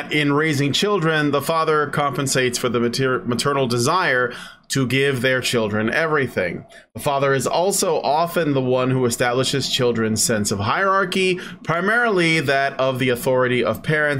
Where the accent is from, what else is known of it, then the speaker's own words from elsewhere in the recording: Chicago, Illinois, United States; the neighborhoods I grew up in Chicago